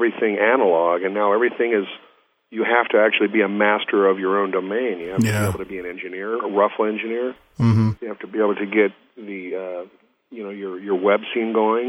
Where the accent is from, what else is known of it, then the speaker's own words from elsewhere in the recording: Southwest Iowa, United States; moved away as an adult; also born or lived in Boston; I came from Southwest Iowa where it's, you know, it's rock and roll and big bands